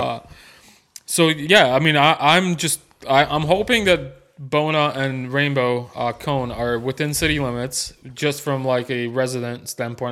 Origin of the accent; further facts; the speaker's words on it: Chicago, Illinois, United States; now in Nolensville, United States; Growing up in Chicago